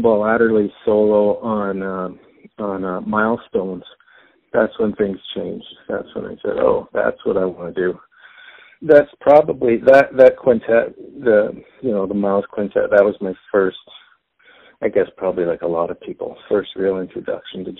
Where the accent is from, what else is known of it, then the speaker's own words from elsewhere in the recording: Toronto, Ontario, Canada; also born or lived in Winnipeg area, Manitoba; I was born in a little small town outside of Winnipeg in the prairies in Canada, but I moved here when I was very young, so I was raised in Toronto